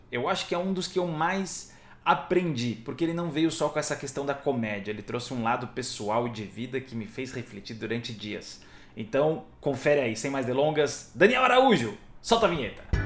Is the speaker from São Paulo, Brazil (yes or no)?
yes; Ilhabela, São Paulo, Brazil; eu sou de Ilhabela, porque eu nasci em Ilhabela